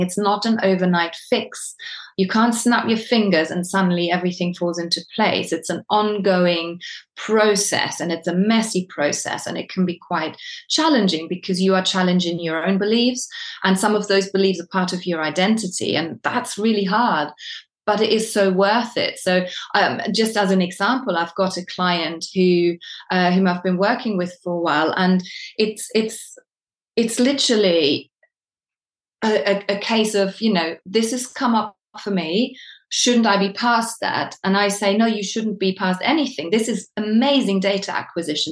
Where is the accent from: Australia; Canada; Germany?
Germany; now in United Kingdom; I am from Germany originally, but I've been living in the UK for more than I haven't.